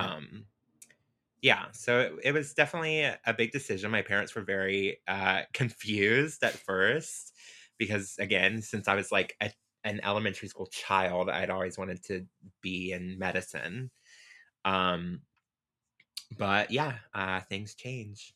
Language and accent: English; Pensacola, Florida, United States; I grew up in Pensacola, Florida.